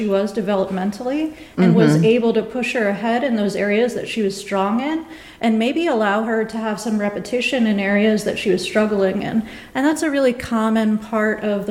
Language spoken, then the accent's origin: English; New York, United States; now in Nebraska, United States; I'm originally from New York